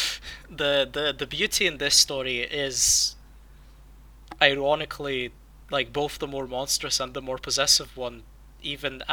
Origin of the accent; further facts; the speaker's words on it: Lithuania; as a Lithuanian